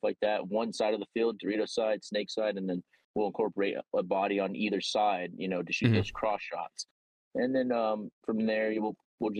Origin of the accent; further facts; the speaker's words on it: Morgan Hill, California, United States; I grew up here in Morgan Hill